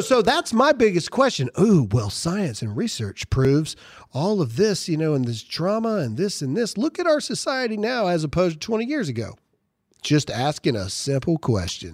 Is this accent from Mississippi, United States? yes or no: yes; Caledonia, Mississippi, United States; I grew up in Mississippi.